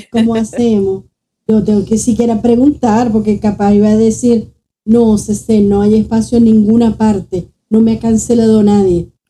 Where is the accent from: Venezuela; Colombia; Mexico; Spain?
Venezuela; Zulia; Somos maracuchas, porque me considero.